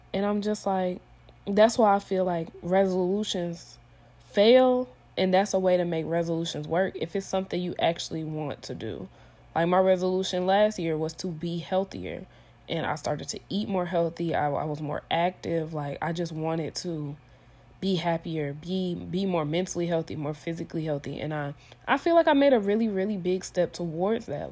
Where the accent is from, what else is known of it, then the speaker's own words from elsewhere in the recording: Stone Mountain, Georgia, United States; moved away as an adult; also born or lived in Tennessee; I'm from Stone Mountain, Georgia